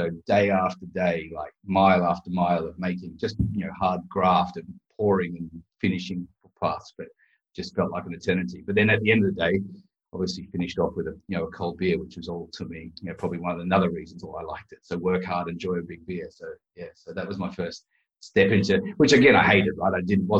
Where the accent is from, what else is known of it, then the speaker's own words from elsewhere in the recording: Queensland, Australia; moved away as an adult; now in England, United Kingdom; I obviously grew up on 4X because I'm from Queensland.